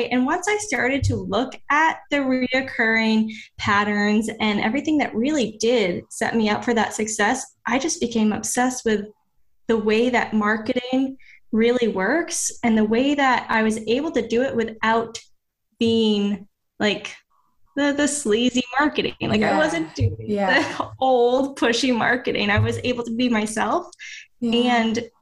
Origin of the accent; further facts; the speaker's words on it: Maine, United States; moved away as an adult; now in Florida, United States; I came from Maine.